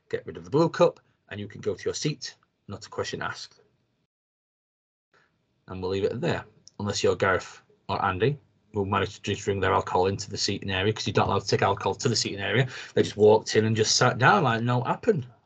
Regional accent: United Kingdom; British, you go and you measure things on how much a pint of beer is. Um, it's just what you do as a Brit.

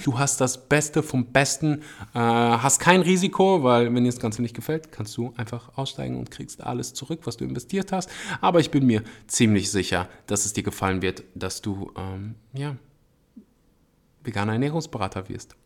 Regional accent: Germany; bei uns in Deutschland

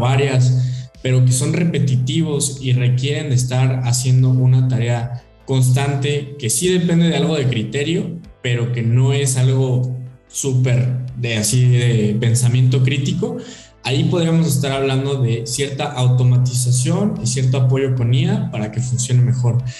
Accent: Mexico; nosotros como mexicanos

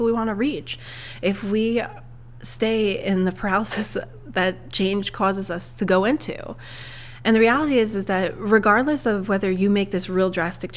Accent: Long Island, New York, United States; moved away as an adult; also born or lived in Ohio / New Hampshire; now in Nevada, United States; my husband and I, originally, we are from Long Island, New York, and we have kind of moved all over the place pretty much since 2013.

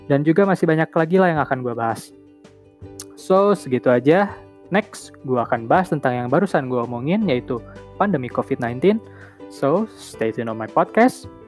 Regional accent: Bandung, West Java, Indonesia; Gue tinggal di Bandung, gue lahir di Bandung, dan juga besar di Bandung.

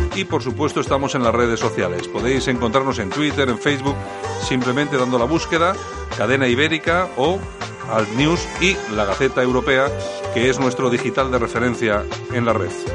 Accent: Bilbao, Basque Country, Spain; yo soy de Bilbao

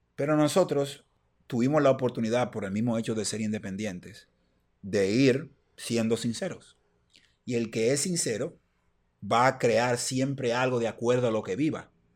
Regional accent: Dominican Republic; nosotros somos dominicanos

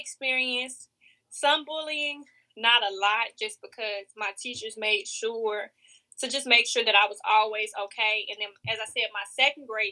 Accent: Chicago, Illinois, United States; moved away as an adult; now in Mississippi, United States; I grew up in Chicago where there are a lot of gangs

